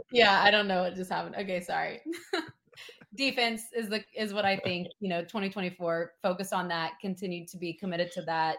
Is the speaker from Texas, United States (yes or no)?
no; Tennessee, United States; I'm from Tennessee